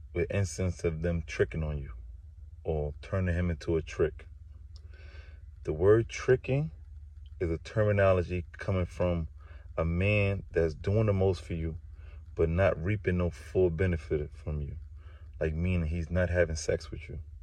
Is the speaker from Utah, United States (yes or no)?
no; New York City, New York, United States; moved away as an adult; now in New Jersey, United States; I'm um, really from Far Rockaway, Queens, New York